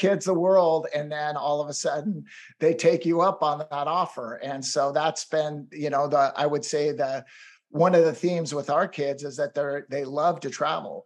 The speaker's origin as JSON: {"language": "English", "town": "Seattle", "region": "Washington", "country": "United States", "tie": "born or raised there", "also_born_or_lived": "Los Angeles / Boston / Delhi, India / Bay Area", "moved": "as an adult", "lives_now": "Orinda, United States", "said": "we decided to move back to my hometown of Seattle, Washington"}